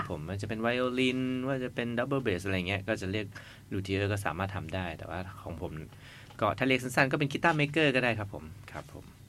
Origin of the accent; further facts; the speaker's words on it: Chiang Mai, Thailand; พวกเรามาจากเชียงใหม่กันนะครับ แล้วก็ไม่ค่อยได้มา กรุงเทพกันเท่าไหร่